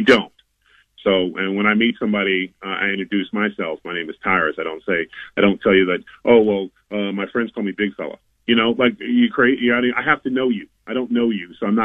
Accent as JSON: {"language": "English", "town": "Mandeville", "region": "Louisiana", "country": "United States", "tie": "born or raised there", "said": "my hometown, I live in Mandeville, just outside of New Orleans."}